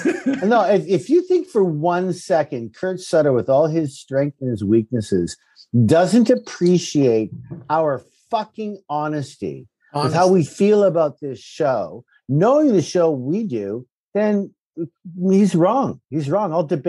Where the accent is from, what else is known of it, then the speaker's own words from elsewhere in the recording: Saskatchewan, Canada; sure, of course. Yeah, I'm from Saskatchewan.